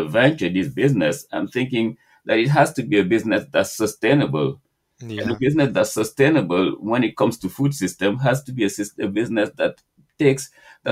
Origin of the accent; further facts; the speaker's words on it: Senegal; now in New York City, United States; growing up in Senegal